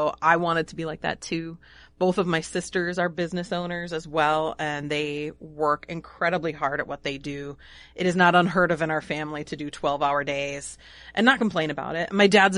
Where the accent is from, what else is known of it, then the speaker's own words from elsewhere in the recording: Illinois, United States; now in Pequot Lakes, United States; I'm from the Northern Illinois area, so none of them are here. I moved here for love.